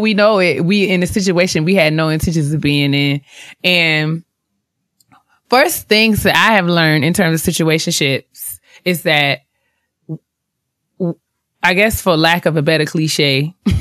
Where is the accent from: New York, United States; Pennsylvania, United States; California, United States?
New York, United States; I'm from New York